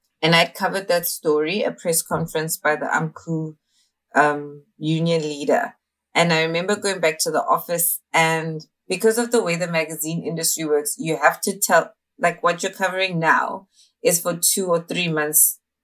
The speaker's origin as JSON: {"language": "English", "town": "Johannesburg", "region": "Gauteng", "country": "South Africa", "tie": "born or raised there", "said": "I'm from Johannesburg, South Africa, born and raised in Dobsonville, Soweto."}